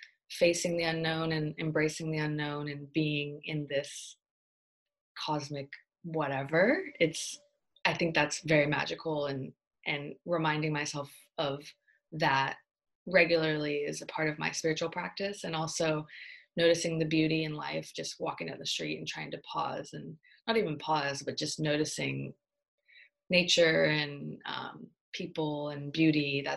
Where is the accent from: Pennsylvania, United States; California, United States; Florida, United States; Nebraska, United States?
California, United States; Born and raised in the Bay Area. I grew up moving a lot. I've lived all over the US, but the Bay Area is home. I went to high school here and was born here.